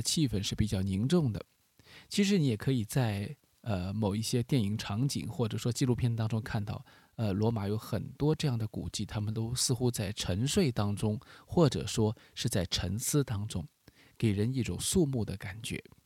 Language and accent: Chinese; China; 我们中国人非常熟悉的，和我们的民族音乐很接近的这样一种旋律感